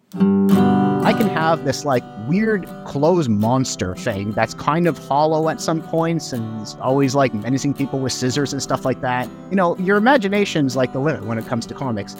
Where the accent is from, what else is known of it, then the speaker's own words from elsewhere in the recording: Montreal, Quebec, Canada; first language English; moved away as an adult; also born or lived in Sackville, New Brunswick / Toronto; I grew up English in Montreal in the eighties and nineties.